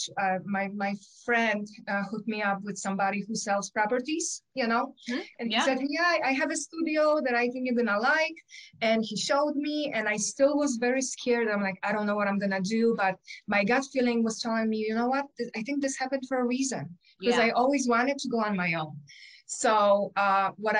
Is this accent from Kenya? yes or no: no; Poland; English is a second language; moved away as an adult; now in Michigan, United States; I have an accent. I was born in Poland. I came here when I was 20, almost 21